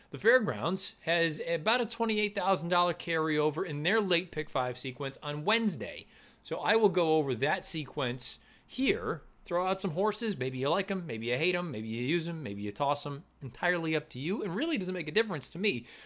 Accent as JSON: {"language": "English", "town": "West Springfield", "region": "Massachusetts", "country": "United States", "tie": "born or raised there", "said": "I grew up in West Springfield"}